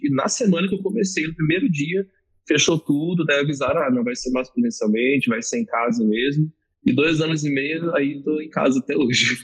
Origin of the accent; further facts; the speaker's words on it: Rio de Janeiro, Brazil; moved away as an adult; also born or lived in Northeast Brazil; now in Rio Grande do Sul, Brazil; sou nordestino, cresci no Rio de Janeiro e hoje moro no Rio Grande do do Sul há quase 15 anos, então são uma mistura de sotaques